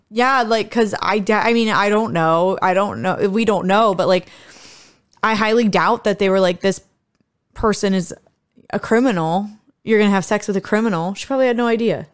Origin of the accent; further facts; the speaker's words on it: United States; also born or lived in Japan; I grew up in America